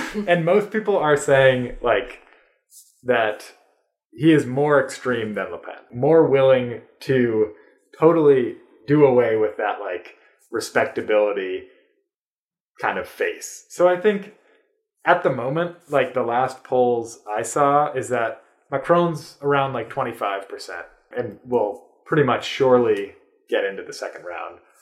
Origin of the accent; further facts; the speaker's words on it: United States; as an American